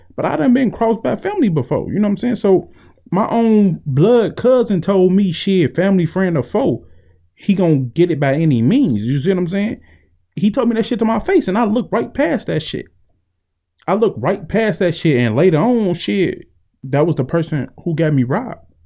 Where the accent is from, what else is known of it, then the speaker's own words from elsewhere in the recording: Chicago, Illinois, United States; growing up in Chicago made me who I am today.